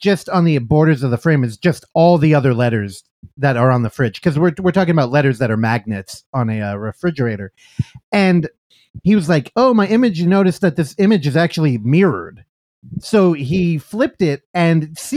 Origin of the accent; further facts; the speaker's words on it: California, United States; I grew up in California. We don't have basements here or attics